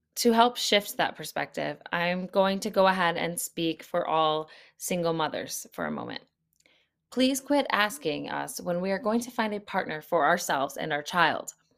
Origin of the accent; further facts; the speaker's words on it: United States; as an American, I am not living in an active war zone